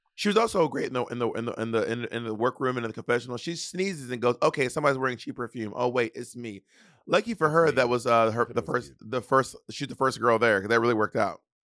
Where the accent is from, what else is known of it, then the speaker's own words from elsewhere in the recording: the South, United States; I'm Southern